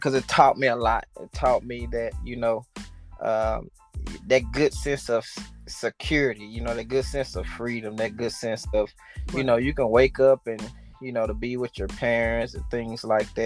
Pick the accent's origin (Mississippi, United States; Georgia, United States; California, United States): Mississippi, United States; Utica; also born or lived in New Orleans, Louisiana; we had family too in Mississippi, and it was Utica, Mississippi.